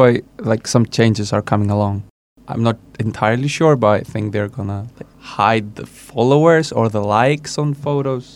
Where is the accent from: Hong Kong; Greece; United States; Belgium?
Greece; 22 years old from Greece